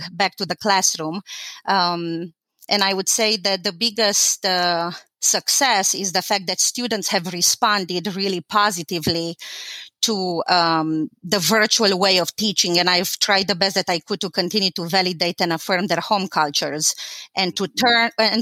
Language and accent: English; Timișoara, Timiș County, Romania; English is a second language; moved away as an adult; now in United States; So I was born in Timișoara. Timișoara is a city in Romania